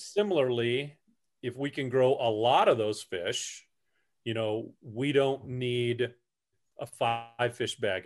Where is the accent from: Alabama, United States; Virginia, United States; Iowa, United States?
Iowa, United States; Newton; grew up over, uh, in the Newton area, grew up playing in the creek